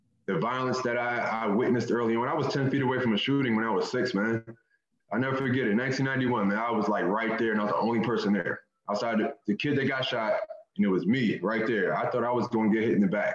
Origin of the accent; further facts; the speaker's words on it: Philadelphia, Pennsylvania, United States; I grew up in North Philly